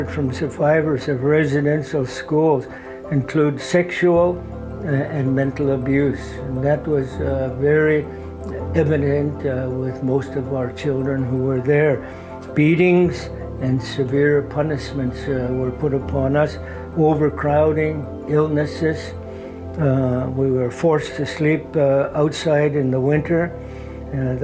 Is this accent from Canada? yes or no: yes; Haida Gwaii, British Columbia, Canada; were born and raised in Haida Village in Haida Gwaii